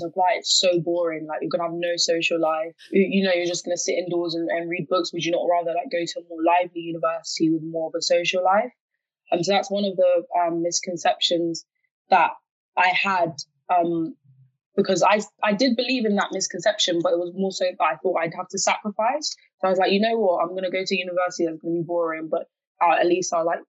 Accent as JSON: {"language": "English", "country": "Ghana", "said": "I'm from Ghana. That's my native country. That's where my parents are from."}